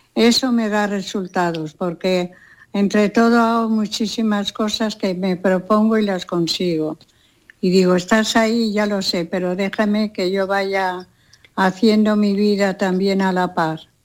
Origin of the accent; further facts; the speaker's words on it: Castile, Spain; moved away; also born or lived in Los Angeles, United States; el asado de mi tierra, hay que entender que Castilla hace unos asados maravillosos